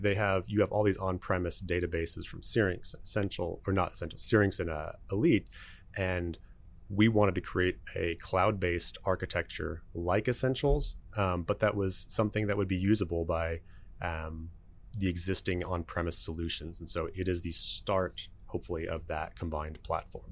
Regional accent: Dallas, Texas, United States; also born or lived in Lubbock; I am from Dallas. Actually, been here all but one year of my life

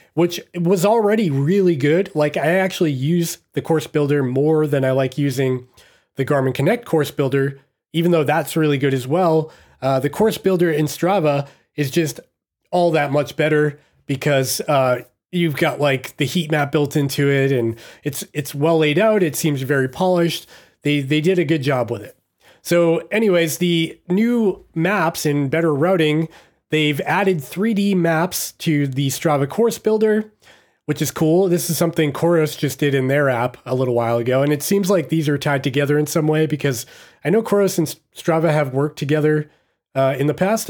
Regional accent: Massachusetts, United States; I'm from Massachusetts myself

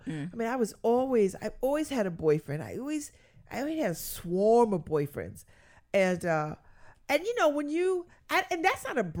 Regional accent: Connecticut, United States; And they thought that I was to the manor born because I was from Connecticut and I was black and I spoke well.

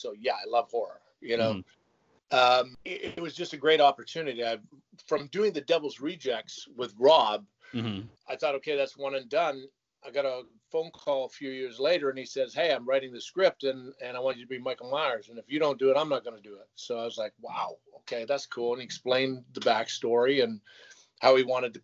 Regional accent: Canada; I was a tall, skinny kid, glasses, braces, growing up in Canada.

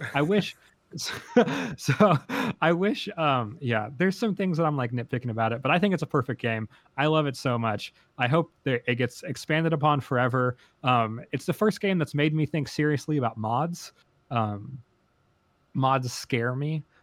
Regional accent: United States; as an American

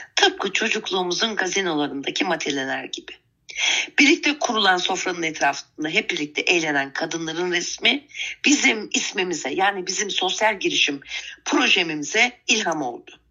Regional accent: Istanbul, Turkey; born or raised there; also born or lived in Adana

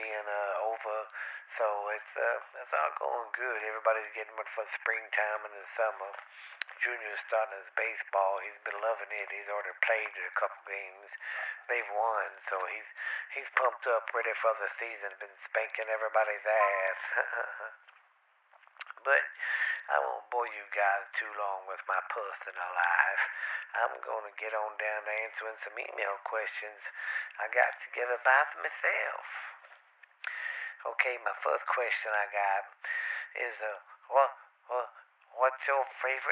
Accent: the South, United States; I'm from the South

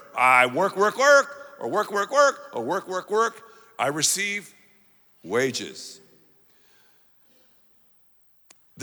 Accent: the South, United States; I'm from the South

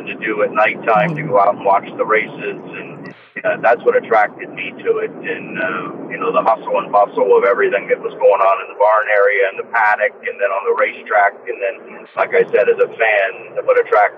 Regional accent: Newark, Ohio, United States; moved away; my hometown is 40 minutes from Scioto Downs, back home in Newark

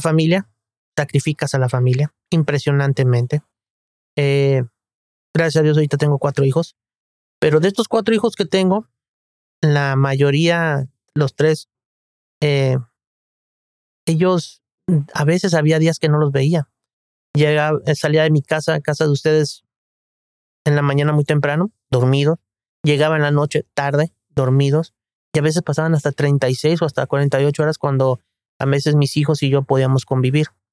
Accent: Guadalajara, Jalisco, Mexico; also born or lived in Mexico City; a la edad de nueve años eh, nos trasladamos a la ciudad de Guadalajara

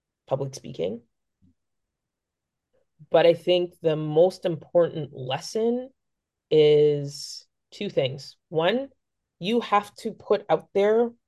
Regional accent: Aurora, Ontario, Canada; I grew up in Aurora

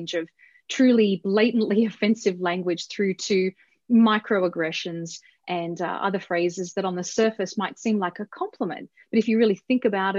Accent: Australia; moved away as an adult; now in Denver, United States; I was born in Australia and right. I've been living here in America for 15 years or more

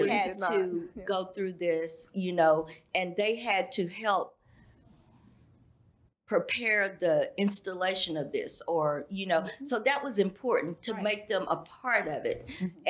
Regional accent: Plano, Texas, United States; growing up in Plano

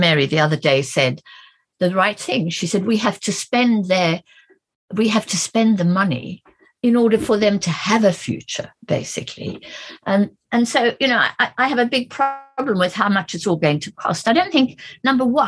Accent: South Africa; moved away; I'm an African, I grew up in South Africa

